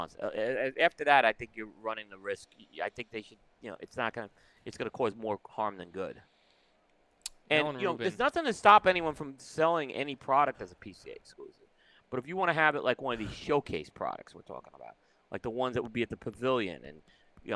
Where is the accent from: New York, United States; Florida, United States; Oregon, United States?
New York, United States; New York City; now in Indian Trail, United States; growing up in Brooklyn, we didn't exactly have, the little pool was a little plastic pool you went out.